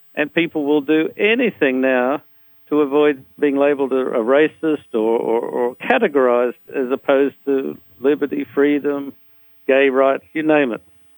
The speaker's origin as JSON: {"language": "English", "country": "Australia", "said": "I'm an Australian of Anglo-Saxon origin"}